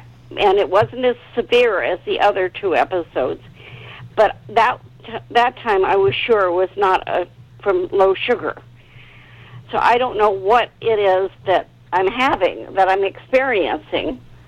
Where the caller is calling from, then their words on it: Bay Area, California, United States; I'm calling from the Bay Area